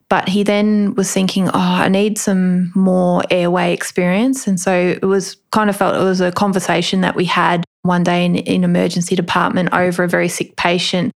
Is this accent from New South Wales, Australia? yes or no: no; Melbourne, Victoria, Australia; I'm originally from Melbourne. So just grew up